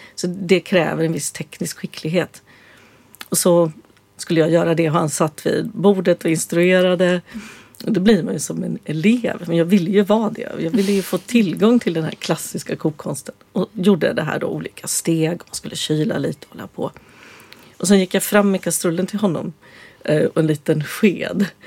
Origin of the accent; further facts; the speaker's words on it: Östergötland, Sweden; Jag växte ju upp som eh, vegan på 60-talet på landet i Östergötland